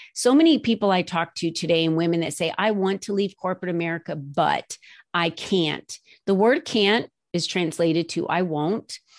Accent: New Jersey, United States; moved away as an adult; now in Arizona, United States; I was raised in New Jersey

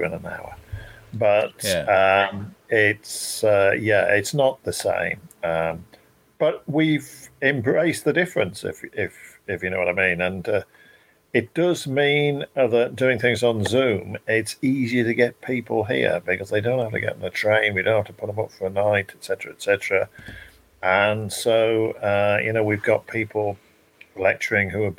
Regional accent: Shropshire, West Midlands, United Kingdom; moved away; I come from Shropshire originally, and I moved back to Shropshire

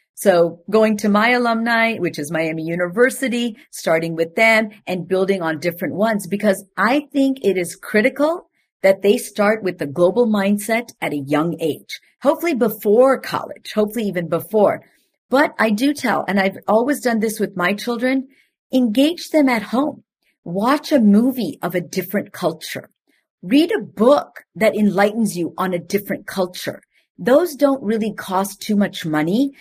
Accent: India; moved away; I am from India, and I, I am of a different background

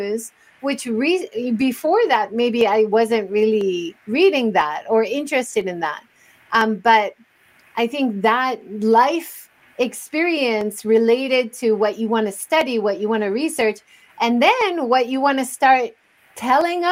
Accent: Hawaii, United States; I grew up in Hawaii

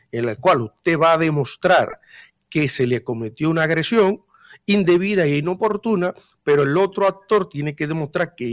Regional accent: Dominican Republic; ya partiendo del 1844 cuando todos los que estamos en esta mesa podemos con mucho orgullo decir que somos dominicanos

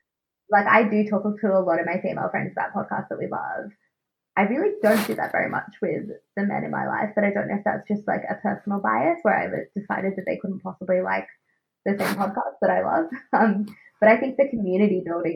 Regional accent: Australia; accent: Australian; my Australian accent

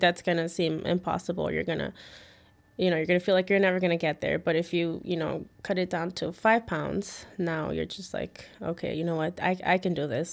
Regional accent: Chicago, Illinois, United States; also born or lived in Mexico City, Mexico / Midway, Chicago; I came here when I was two years old and, yeah, I mean, I grew up in the, um, West Town.

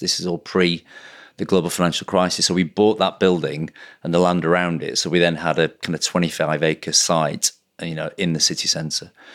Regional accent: Blackburn, North West England, United Kingdom; also born or lived in Manchester; my hometown of Blackburn

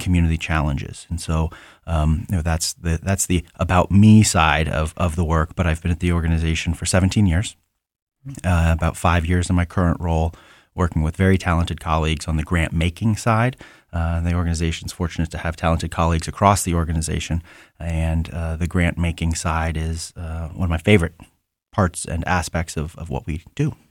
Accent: Central Ohio, United States; born and raised in Central Ohio

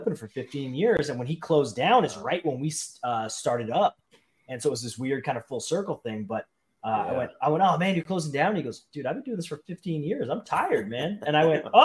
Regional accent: British Columbia, Canada; moved away; I am a BC guy.

